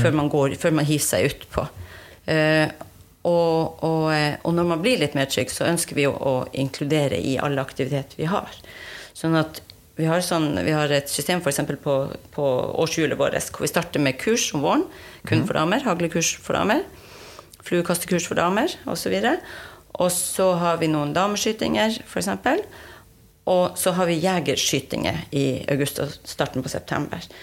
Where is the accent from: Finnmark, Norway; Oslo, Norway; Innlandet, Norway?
Finnmark, Norway; Alta; jeg er fra Alta